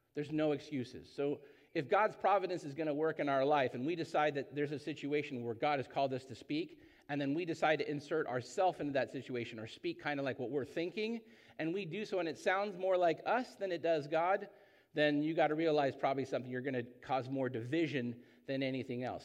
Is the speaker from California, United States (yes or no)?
yes; Orange County, California, United States; I grew up in Orange County